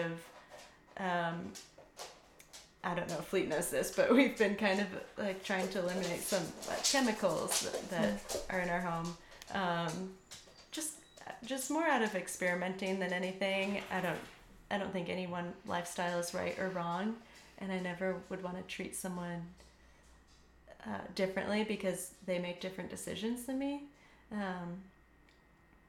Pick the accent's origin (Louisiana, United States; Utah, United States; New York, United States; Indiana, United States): Indiana, United States; moved away as an adult; now in Austin, United States; I'm from Indiana